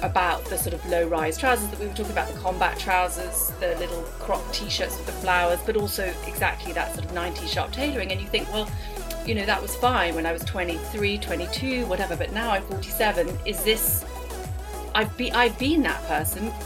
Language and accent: English; Paris, Île-de-France, France; moved away; I grew up in Paris